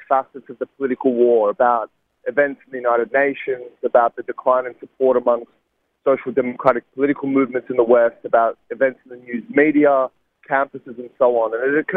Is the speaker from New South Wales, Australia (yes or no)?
yes; Sydney, New South Wales, Australia; a university in my hometown of Sydney